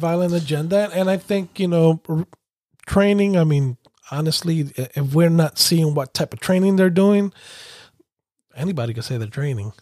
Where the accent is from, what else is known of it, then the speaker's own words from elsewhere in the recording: New York, United States; growing up in New York